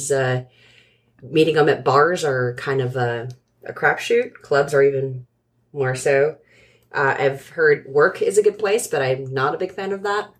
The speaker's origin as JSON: {"language": "English", "area": "San Francisco Bay Area", "region": "California", "country": "United States", "tie": "born or raised there", "said": "I grew up in the Bay Area."}